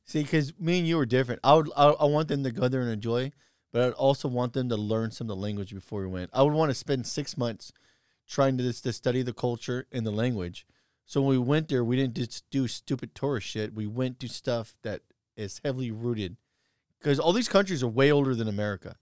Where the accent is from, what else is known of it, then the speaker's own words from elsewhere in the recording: United States; as an American